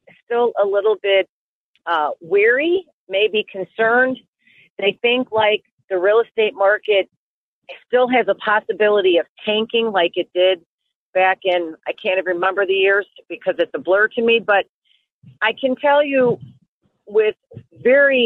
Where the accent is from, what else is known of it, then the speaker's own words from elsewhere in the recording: Westchester, Illinois, United States; I grew up in Westchester, which is where my office is. I pretty much serve Cook County and DuPage as my main areas.